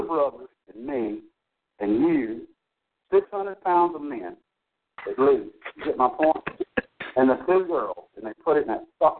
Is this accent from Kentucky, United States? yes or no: no; Texas, United States; I'm not from the North. I'm a Texas man.